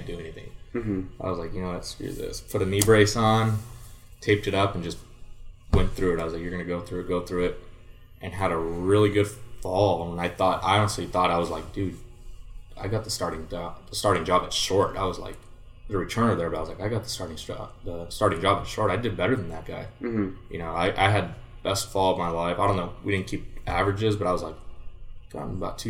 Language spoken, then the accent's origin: English; Santa Ana, California, United States; I was pretty much the only Mexican kid on the team and the only kid from Santa Ana